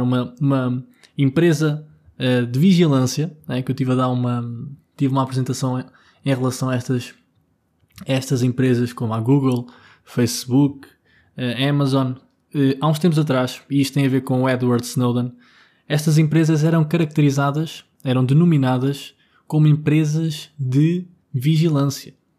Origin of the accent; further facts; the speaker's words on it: Vila Nova de Tazem, Centro, Portugal; moved away; also born or lived in Lisbon; porque eu agora estou em Gouveia, estou na minha terra. Uh, em Gouveia, mais, mais especificamente em Vila Nova de Tazem